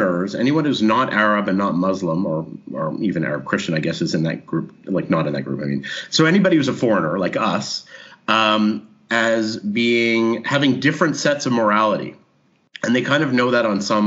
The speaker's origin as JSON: {"language": "English", "country": "Canada", "moved": "as an adult", "lives_now": "Israel", "said": "I introduced myself as a Canadian"}